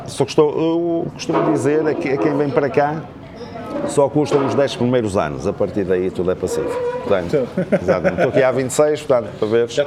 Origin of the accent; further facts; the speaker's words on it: Amarante, Norte, Portugal; moved away as an adult; now in Madeira, Portugal; sou cubano, sou cubano, ainda sou cubano, ainda, sou cubano. Eu sou de Amarante.